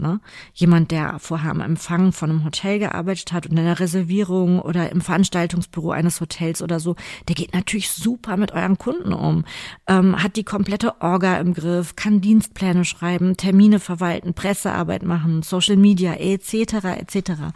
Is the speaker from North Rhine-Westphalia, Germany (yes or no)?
yes; Cologne, North Rhine-Westphalia, Germany; hier bei uns in Köln, direkt am Rheinufer